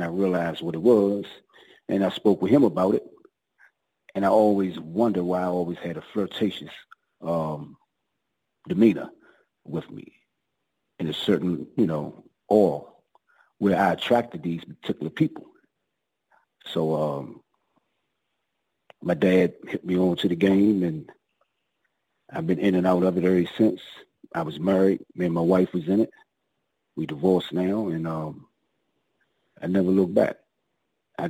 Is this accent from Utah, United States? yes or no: no; Washington, District of Columbia, United States; I grew up in the projects, Southeast, Washington, D.C.